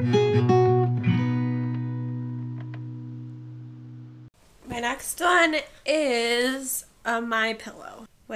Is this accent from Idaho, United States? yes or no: no; rural Minnesota, United States; moved away; I grew up in rural Minnesota